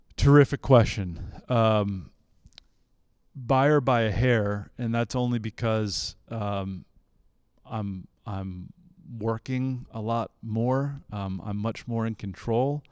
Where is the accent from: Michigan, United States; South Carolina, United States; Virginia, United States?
Virginia, United States; Central; also born or lived in Charlottesville, Virginia; I was born in Central Virginia